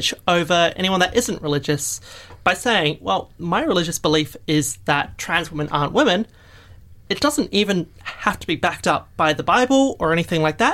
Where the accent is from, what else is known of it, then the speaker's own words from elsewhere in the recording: New Zealand; now in Australia; I come from New Zealand